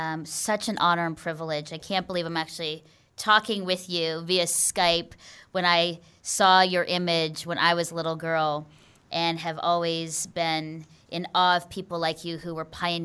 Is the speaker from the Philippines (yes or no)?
yes; Philippines; now in Canada; people define themselves by their circumstance or the color of their skin, me being Filipino